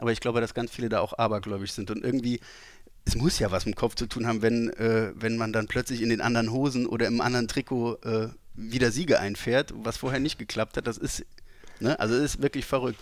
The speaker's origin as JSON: {"language": "German", "region": "Saarland", "country": "Germany", "tie": "born or raised there", "said": "als äh, gebürtiger Saarländer"}